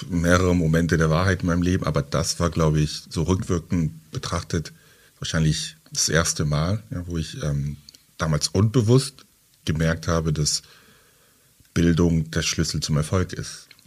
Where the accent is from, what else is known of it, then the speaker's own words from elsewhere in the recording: Halle, Saxony-Anhalt, Germany; also born or lived in Douala, Cameroon; Genau, ich bin in, in Halle an der Saale aufgewachsen, bin 2000 von Douala, das ist eine Millionenstadt mit äh, drei Millionen Einwohnern, sehr laut, äh, viel los, viel Lärm, immer was los.